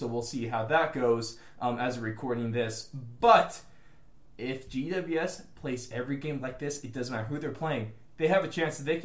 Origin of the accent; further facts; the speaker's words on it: United States; we are the American voice of Australian football